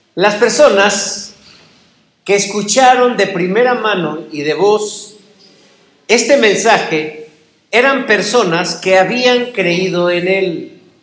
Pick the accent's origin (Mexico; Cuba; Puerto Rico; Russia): Mexico; como mexicanos